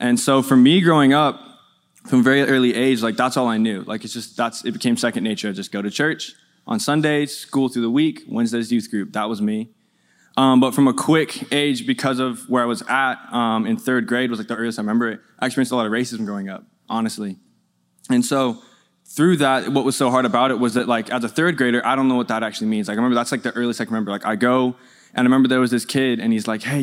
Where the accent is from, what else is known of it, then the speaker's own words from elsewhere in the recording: Colorado, United States; I'm from Colorado. There's not a lot of black people in Colorado in general